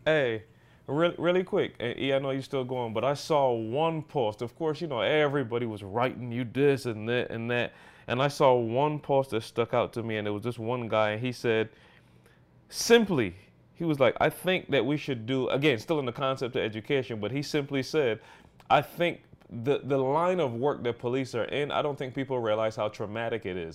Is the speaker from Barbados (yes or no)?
yes; Barbados; now in Michigan, United States; growing up in Barbados